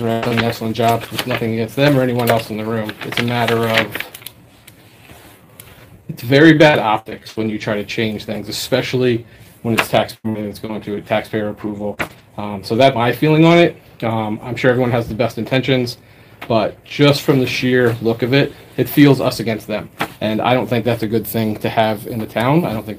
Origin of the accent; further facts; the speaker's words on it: the South, United States; now in Killingworth, United States; I'm from the South, I moved up here, and I wouldn't want to be anywhere else than Killingworth.